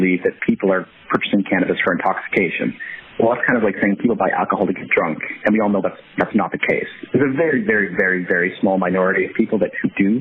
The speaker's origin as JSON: {"language": "English", "country": "Canada", "moved": "yes", "lives_now": "United States", "said": "being a Canadian down here"}